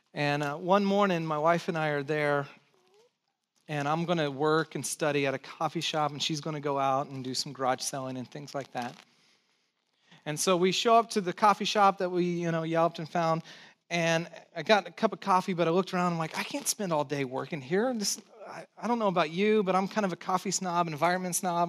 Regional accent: Santa Cruz, California, United States; also born or lived in San Jose; I pastored this church over in San Jose, but I grew up in Santa Cruz

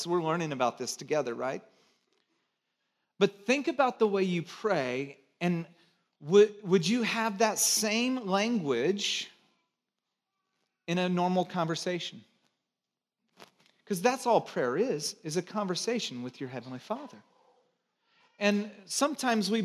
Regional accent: Santa Cruz, California, United States; moved away; also born or lived in Chicago; from Santa Cruz

